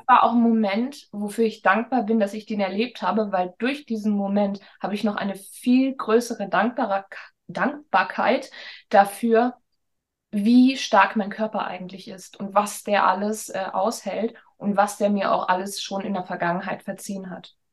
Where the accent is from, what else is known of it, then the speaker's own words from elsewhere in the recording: Hamburg, Germany; bin ich dann zurück nach Hamburg gegangen, weil Hamburg einfach meine Heimat ist